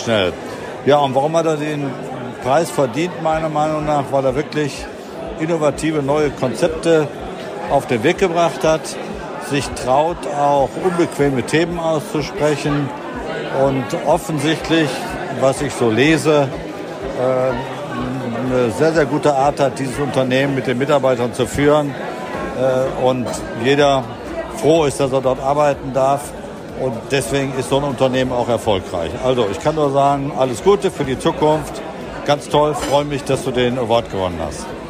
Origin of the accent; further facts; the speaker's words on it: Essen, North Rhine-Westphalia, Germany; ich komme auch aus Essen, weil ich bin dort geboren